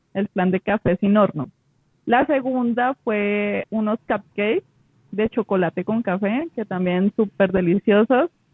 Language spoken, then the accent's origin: Spanish; Huila, Colombia; yo soy del Huila